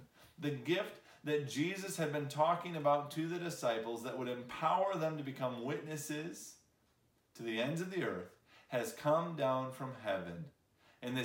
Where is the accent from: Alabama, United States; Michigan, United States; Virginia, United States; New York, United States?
Michigan, United States; also born or lived in Chicago; now in Lafayette, United States; I grew up in Michigan, I lived in Chicago.